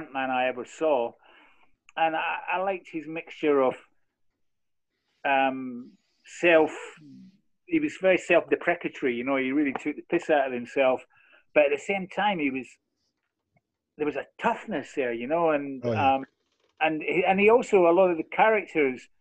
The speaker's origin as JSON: {"language": "English", "region": "Scotland", "country": "United Kingdom", "said": "I'm from the east. I'm actually not from Glasgow"}